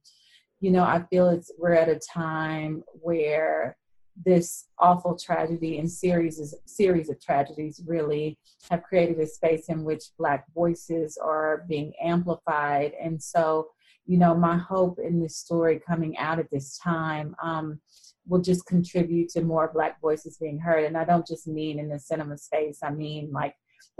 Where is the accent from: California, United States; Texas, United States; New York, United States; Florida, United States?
Texas, United States; Fort Worth; I grew up in Fort Worth, Texas